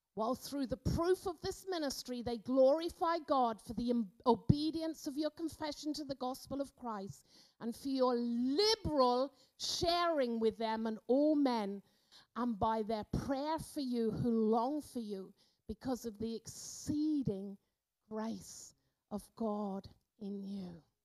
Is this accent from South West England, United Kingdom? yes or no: yes; Cornwall, South West England, United Kingdom; moved away as an adult; now in Austria; I grew up in the Methodist church down in Cornwall